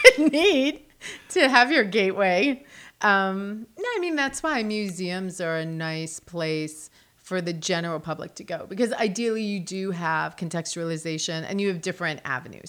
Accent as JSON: {"language": "English", "region": "New Jersey", "country": "United States", "tie": "born or raised there", "also_born_or_lived": "New York City / Los Angeles", "moved": "as an adult", "lives_now": "Charlotte, United States", "said": "I grew up in New Jersey, but I started going to New York City when I was twelve for school. So I commuted back and forth."}